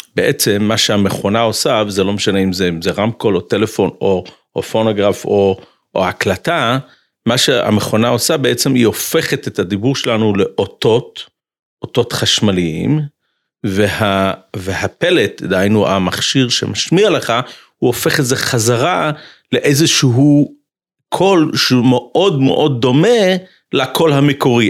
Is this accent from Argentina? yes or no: no; United States; moved away; אני גדלתי בחצר של ריז'ן, של קפיצ'ניץ בארצות הברית